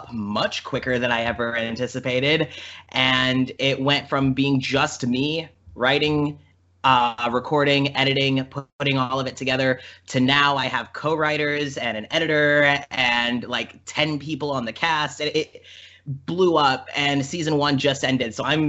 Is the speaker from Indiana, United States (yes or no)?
yes; Shelbyville, Indiana, United States; also born or lived in Bloomington / Carmel / Claremont; From a little southeastern farm town called Shelbyville